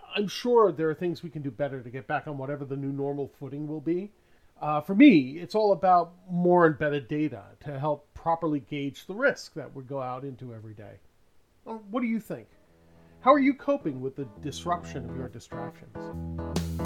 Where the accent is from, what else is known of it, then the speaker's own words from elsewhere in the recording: New York City, New York, United States; now in Los Angeles, United States; both my wife and I grew up in New York City